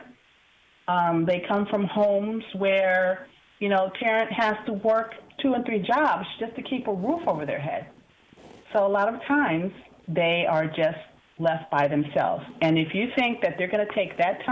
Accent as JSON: {"language": "English", "town": "Bridgeport", "region": "Connecticut", "country": "United States", "tie": "born or raised there", "said": "growing up in Bridgeport Public Schools back in the 70s"}